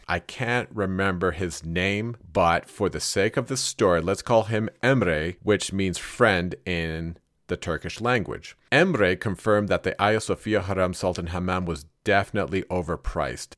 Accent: Canada; I am Canadian, and as such, I am used to the cold

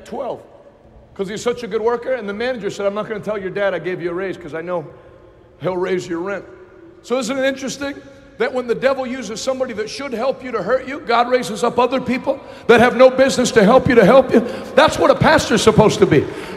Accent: United States; I live in America. I was born in America.

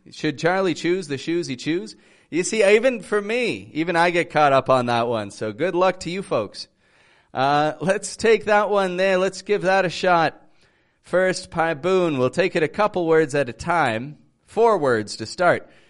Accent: Toronto, Ontario, Canada; I'm from Toronto, Canada

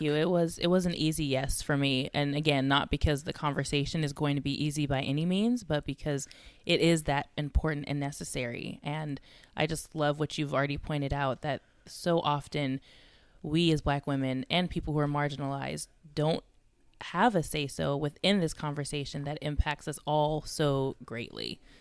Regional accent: California, United States; also born or lived in Georgia; now in Texas, United States; I'm originally from California

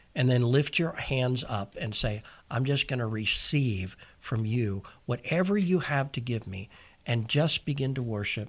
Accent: United States; I'm an American

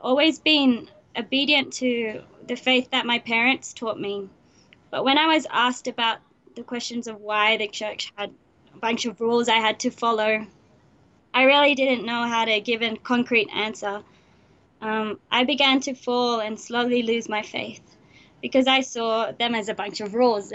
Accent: Sydney, New South Wales, Australia; I was born in Sydney, Australia

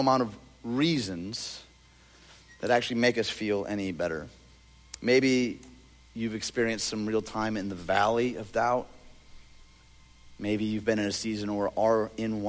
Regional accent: Detroit, Michigan, United States; I'm from Detroit

